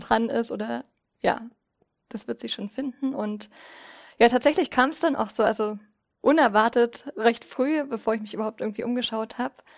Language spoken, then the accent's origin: German; Zittau, Saxony, Germany; moved away as an adult; also born or lived in Berlin; now in Greifswald, Germany; ich komme ursprünglich aus Zittau und Sachsen